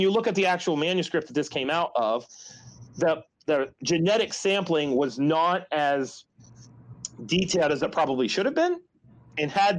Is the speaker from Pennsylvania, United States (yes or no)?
no; West Virginia, United States; West Virginia, I can talk about my home state here